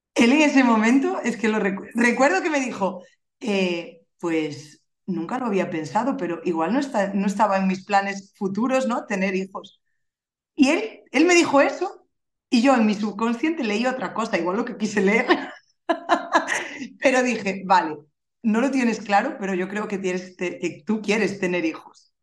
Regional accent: Galicia, Spain; soy gallega, vivo en la capital, ¿vale? Vivo en Santiago de Compostela

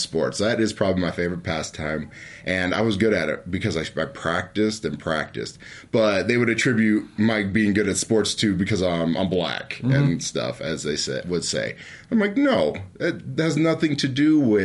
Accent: American Fork, Utah, United States; also born or lived in Logan, Utah; I grew up in American Fork, Utah.

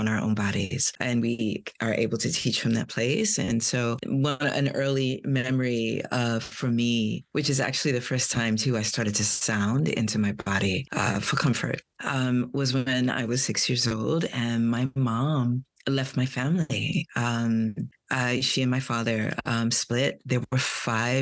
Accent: New York City, New York, United States; I'm from Brooklyn, New York

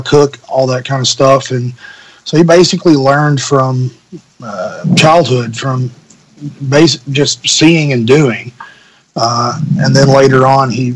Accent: Cherry Valley, Arkansas, United States; we grew up in Cherry Valley, Arkansas, about an hour west of Memphis

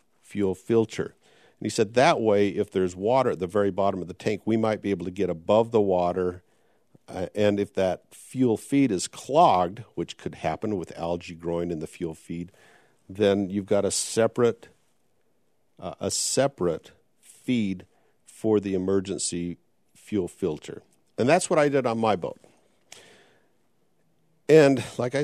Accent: Logan, Utah, United States; my longtime friend I grew up with in Logan, Utah

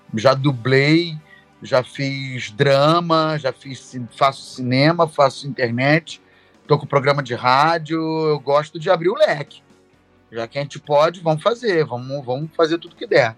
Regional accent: Rio de Janeiro, Brazil; sou do Rio de Janeiro, mas ando assim, Bangu

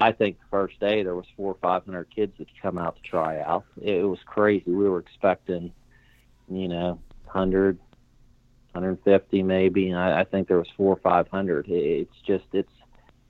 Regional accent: Connellsville, Pennsylvania, United States; it's my hometown

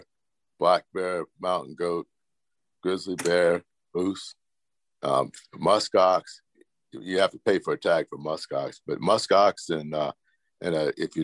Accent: Louisiana, United States; now in Chugiak, United States; I'm from Louisiana originally. And I moved up to Alaska in 1986

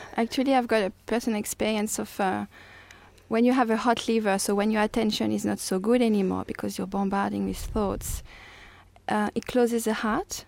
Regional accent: France; English is a second language; moved away as an adult; now in Australia; I'm from France

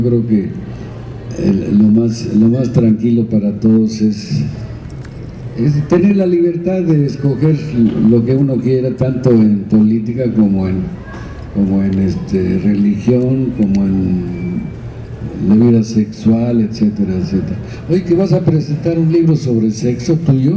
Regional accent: Zamora, Michoacán, Mexico; Yo como soy de Zamora, la mía es chonguera, los chongos zamoranos

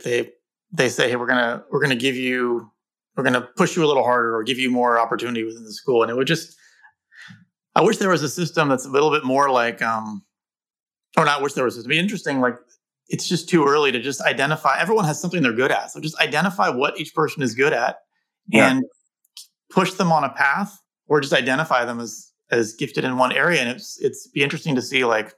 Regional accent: Bay Area, California, United States; growing up in the Bay Area

